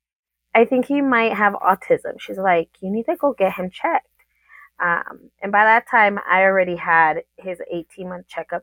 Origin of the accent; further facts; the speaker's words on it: El Paso, Texas, United States; also born or lived in Oceanside, United States; I was born in Oceanside, California, when my dad was stationed out there from the Marine Corps. And then we moved over here to El Paso.